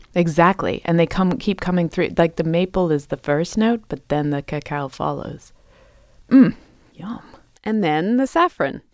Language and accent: English; England, United Kingdom; moved away; my home country of England